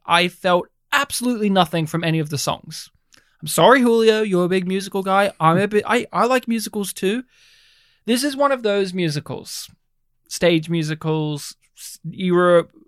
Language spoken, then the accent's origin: English; Australia; first language English; I'm more Australian than you.